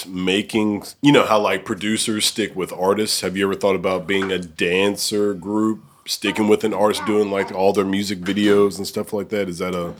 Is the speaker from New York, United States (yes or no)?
no; Alabama, United States; now in Memphis, United States; I'm from Alabama